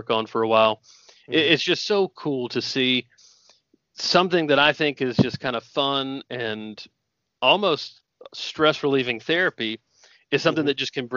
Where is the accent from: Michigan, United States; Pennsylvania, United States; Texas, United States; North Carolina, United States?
North Carolina, United States; Indian Trail; I grew up in North Carolina